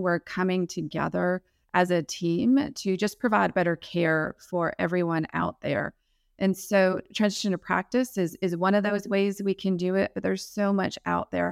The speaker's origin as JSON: {"language": "English", "town": "Milwaukee", "region": "Wisconsin", "country": "United States", "also_born_or_lived": "South Alabama", "moved": "yes", "lives_now": "Alabama, United States", "said": "I'm from Milwaukee. originally. I'm currently living in South Alabama"}